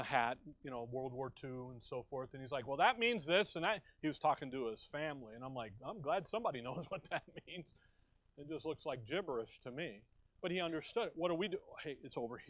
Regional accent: Chicago, Illinois, United States; now in Tempe, United States; growing up in Chicago, there was a day even in Chicago when we went to high school with a gun in the back window

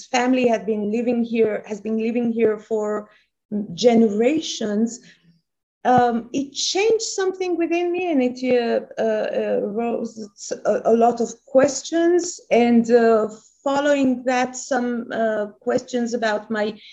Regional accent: Tehran, Tehran Province, Iran; now in Israel; I was born and raised in Iran, in Tehran, a very conservative, middle-class, ordinary Jewish family

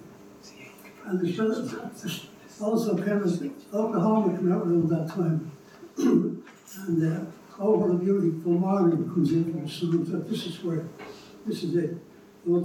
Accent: Dublin, Leinster, Ireland; Growing up on Bishop Street

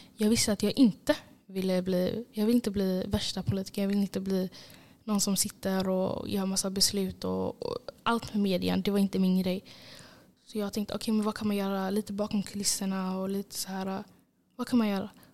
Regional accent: Gothenburg, Västra Götaland, Sweden; jag är från Angered.

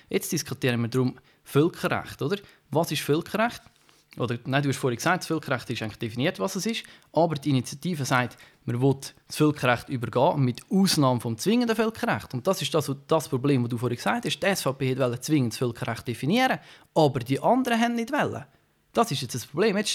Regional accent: Switzerland; wir, wir in der Schweiz, als Schweizer Staatsbürger, wir haben sehr viele politische Mitwirkungsmöglichkeiten.

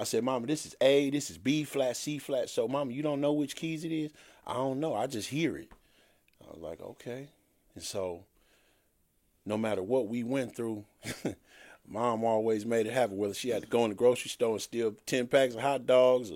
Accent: Compton, California, United States; also born or lived in Chicago, Illinois; I was raised in Compton

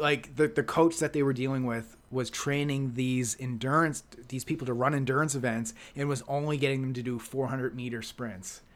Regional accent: Halifax, Nova Scotia, Canada; moved away; my old, my old stomping grounds in Halifax

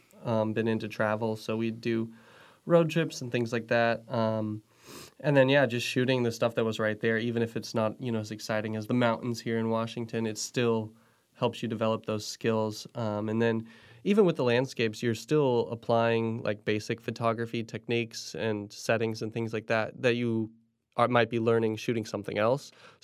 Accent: Indonesia; also born or lived in Philippines / Indiana; I grew up in Indonesia and the Philippines, spent my childhood over there and then Indiana after

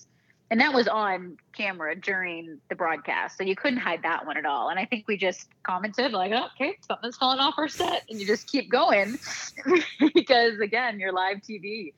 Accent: Canada; It's the feelings as a Canadian where it's like, I don't know.

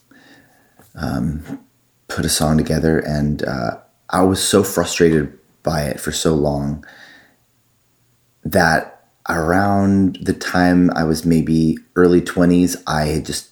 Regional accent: Tustin, California, United States; moved away as an adult; also born or lived in Boston, Massachusetts / Los Angeles, California; now in Nashville, United States; I grew up in Tustin, California

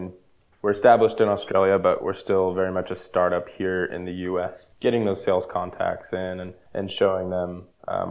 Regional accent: El Dorado Hills, California, United States; growing up in El Dorado Hills, it was kind of pre-development when I moved up there

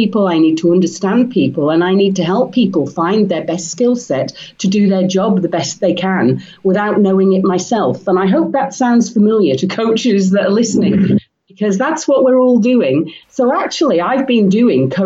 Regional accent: Isle of Man; also born or lived in England; I grew up in the Isle of Man, and I went off to England to do a degree

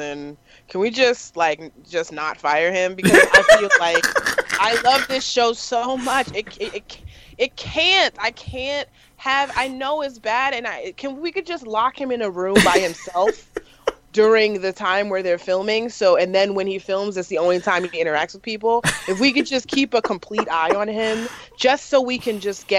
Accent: New York, United States; I'm from New York. We cuss a lot

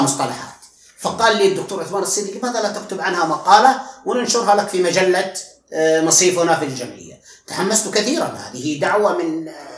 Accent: Al Hada, Makkah Province, Saudi Arabia; أنا من مواليد 1381 هجري وفي قرية وفي يعني وفي الهدى بالقرب من الطائف

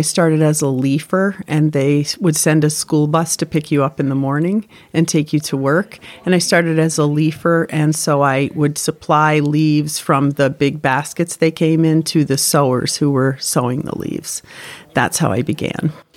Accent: Windsor, Connecticut, United States; I'm from Windsor, Connecticut

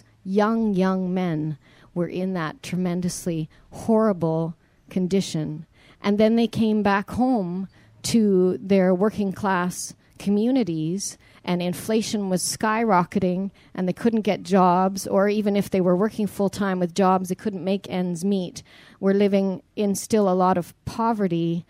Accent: Canada; growing up in Canada

